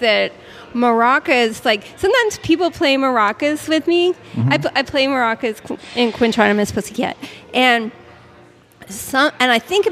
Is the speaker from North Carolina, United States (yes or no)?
no; Antlers, Oklahoma, United States; I'm from Antlers, Oklahoma